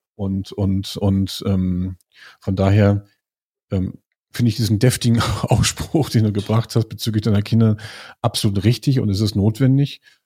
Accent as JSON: {"language": "German", "town": "Lüneburg", "region": "Lower Saxony", "country": "Germany", "said": "ich komme aus Lüneburg"}